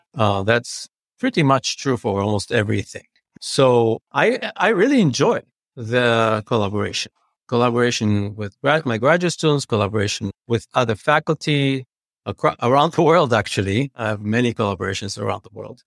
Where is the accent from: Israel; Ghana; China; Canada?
Israel; Jerusalem, Jerusalem District; moved away as an adult; now in Chicago, United States; I grew up in Jerusalem.